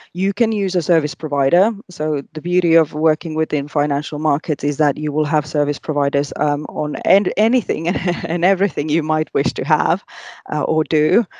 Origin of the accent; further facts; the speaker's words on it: Finland; moved away as an adult; also born or lived in Asia; I was born and bred in Finland